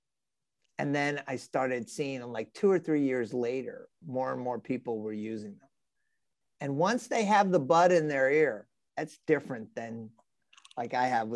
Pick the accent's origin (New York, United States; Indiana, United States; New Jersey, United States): New York, United States; New York City; I'm a New Yorker